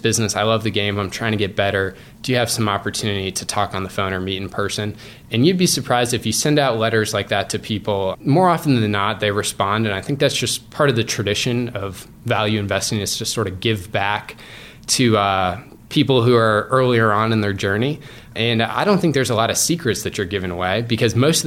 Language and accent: English; Massachusetts, United States; I'm from Massachusetts